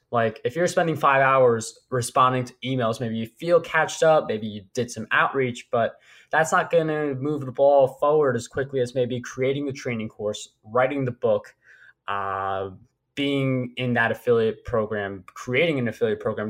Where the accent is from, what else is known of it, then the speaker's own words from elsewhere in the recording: New York, United States; as a New Yorker and you're a Red Sox fan